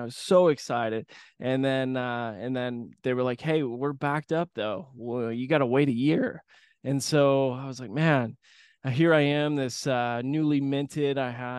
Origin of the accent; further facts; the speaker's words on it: Grand Rapids, Michigan, United States; But I grew up in Grand Rapids, Michigan, small Midwestern town, and I went to air shows as a kid with my dad and my grandfather.